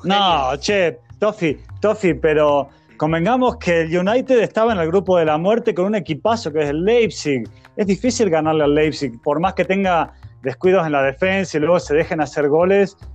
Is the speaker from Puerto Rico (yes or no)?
no; Argentina; nosotros como argentinos hinchábamos por Liberia